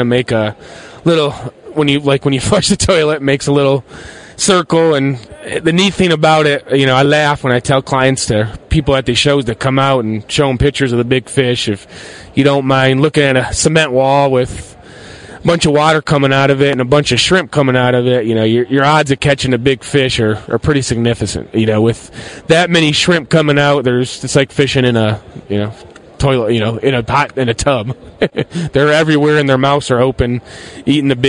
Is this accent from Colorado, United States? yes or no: yes; Basalt, Colorado, United States; I'm from Basalt, Colorado.